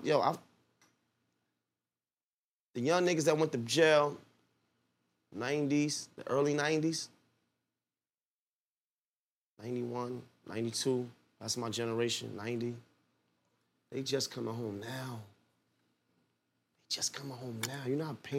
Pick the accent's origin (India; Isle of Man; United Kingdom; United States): United States; New York City, New York; I'm from Clifton between Nostrand and Marcy.